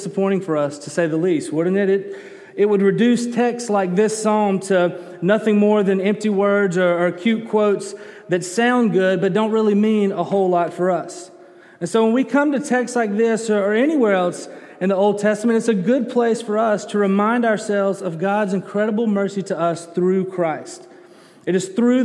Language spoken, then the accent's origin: English; Birmingham, Alabama, United States; also born or lived in Colorado; I'm from Birmingham. I grew up in Alabama, was born in Alabama, but for a couple of years I lived in Colorado